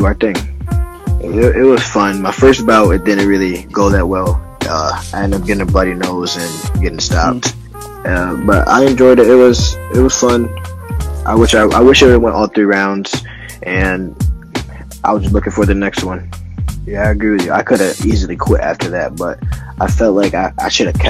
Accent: Syracuse, New York, United States; I'm from Syracuse, New York, and I box at a West Area Athletic Club

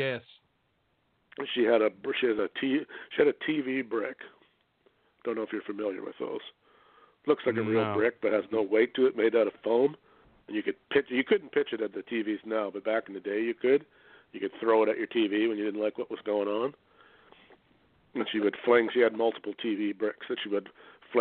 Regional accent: Canada; I'm really a Canadian.

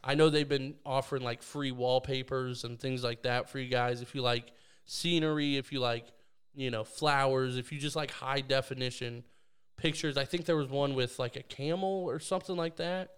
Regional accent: Canada; moved away; I'm, I'm Canadian

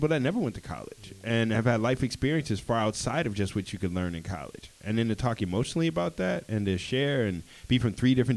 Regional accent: Washington, District of Columbia, United States; in D.C., I grew up

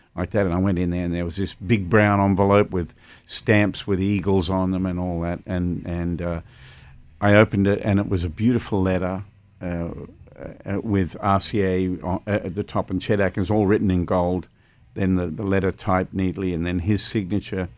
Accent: Melbourne, Victoria, Australia; I was playing in my hometown of Melbourne, Australia.

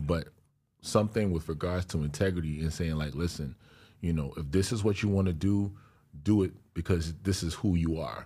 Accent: New York City, New York, United States; she's from my home, from my hometown too

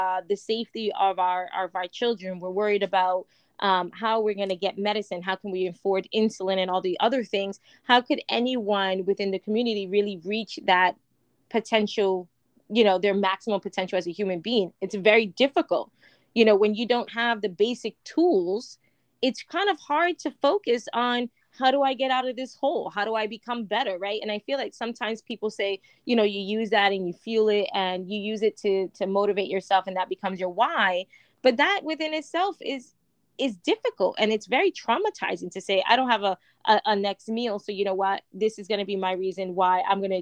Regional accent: New York, United States; growing up in New York

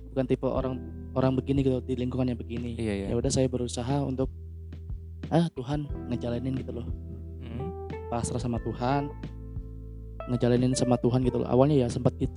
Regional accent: Surabaya, East Java, Indonesia; kan asal saya dari Surabaya tuh

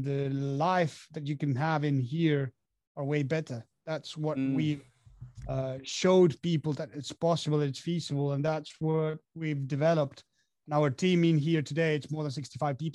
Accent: Argentina; moved away as an adult; now in France; I'm from Argentina, but currently living in France for the past 6 years.

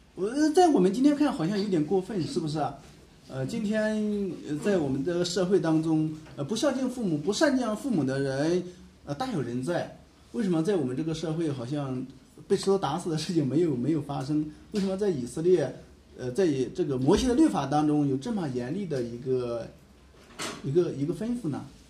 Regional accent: China; 我们中国人

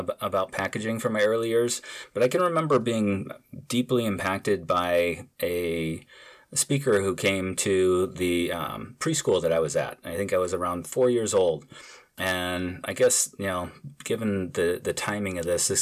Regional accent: St. Louis, Missouri, United States; I grew up in St. Louis, Missouri, you know, in the Midwest

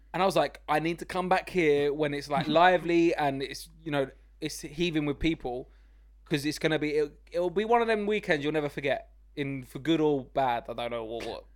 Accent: London, United Kingdom; I grew up in East London, Walthamstow, it was really run down when I was growing up there

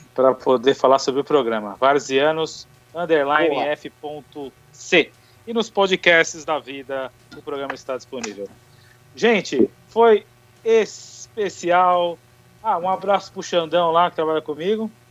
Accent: São Paulo, Brazil; a gente é de São Paulo

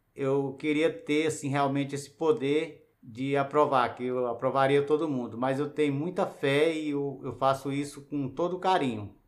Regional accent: Piauí, Brazil; now in Brasília, Brazil; eu sou do Piauí, cheguei aqui em 90

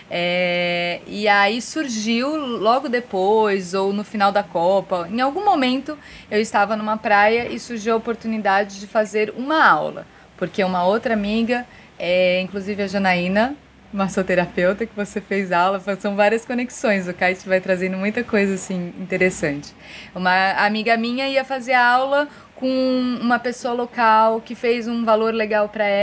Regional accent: São Paulo, Brazil; moved away as an adult; also born or lived in Fortaleza, Ceará; now in Ceará, Brazil; e já há muito tempo, na verdade, que não moro em São Paulo, desde 2009 que eu não moro em São Paulo direto, assim, lógico que vou, mas para morar mesmo, em 2009 eu tomei a decisão de não morar mais lá. Em 2012, eu me mudei para o Ceará, ainda em Fortaleza.

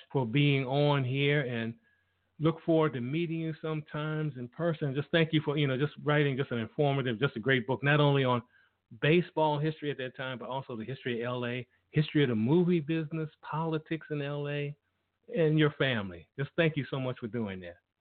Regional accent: Washington, District of Columbia, United States; I'm from Washington D.C.

